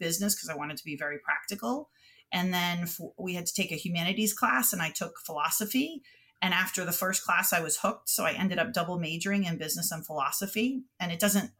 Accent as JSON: {"language": "English", "town": "Boston", "region": "Massachusetts", "country": "United States", "tie": "born or raised there", "said": "born and raised in Boston. I went to Boston Latin School for junior high and high school."}